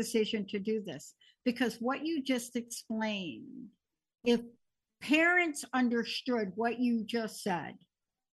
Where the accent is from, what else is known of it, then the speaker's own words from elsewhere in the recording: New York, United States; I grew up, I'm a kid from New York. I grew up in the projects